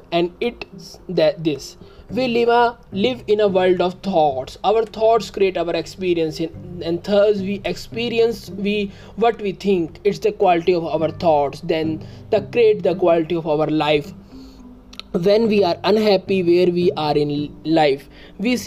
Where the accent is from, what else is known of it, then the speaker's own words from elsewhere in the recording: India; I am from India